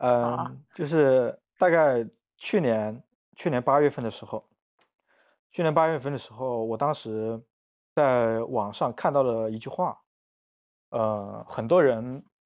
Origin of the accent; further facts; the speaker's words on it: Wuhan, Hubei, China; 我是武汉人嘛，我是我从小学一直到就包括我读大学都是在武汉读，